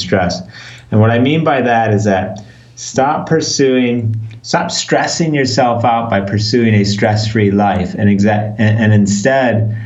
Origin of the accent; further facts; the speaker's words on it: Chicago, Illinois, United States; moved away as an adult; now in London, United Kingdom; I live in London in the UK, but I grew up in Chicago, even though I haven't lived in the US for 20 years